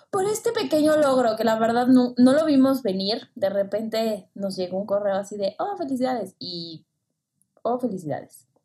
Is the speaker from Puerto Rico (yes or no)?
yes; Puerto Rico; Como siempre, siempre, soy de Puerto Rico.